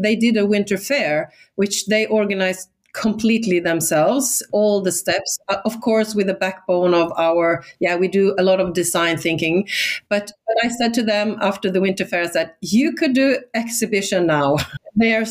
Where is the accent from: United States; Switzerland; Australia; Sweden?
Sweden; first language Swedish; English is a second language; moved away; I'm Swedish, so my native, my mother tongue is Swedish.